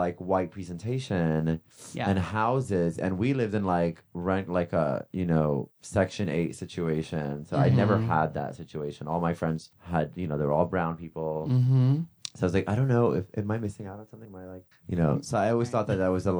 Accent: Jersey City, New Jersey, United States; also born or lived in Cairo, Egypt; now in New York City, United States; I grew up in Jersey City.

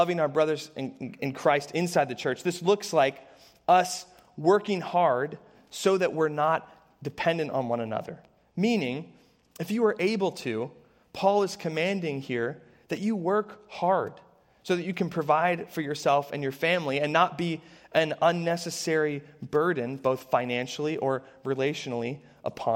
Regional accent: Harrisburg, Pennsylvania, United States; I grew up in the Harrisburg area

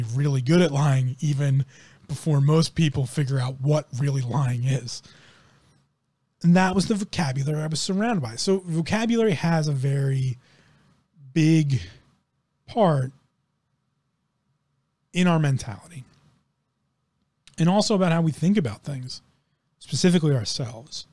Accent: United States; I grew up in one of the richest counties in the United States of America

